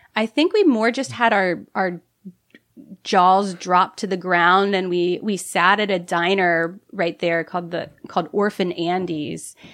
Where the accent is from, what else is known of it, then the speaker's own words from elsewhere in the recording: Ohio, United States; accent: Midwest; moved away as an adult; now in San Francisco, United States; I'm from Ohio. It's milk instead of mil-, milk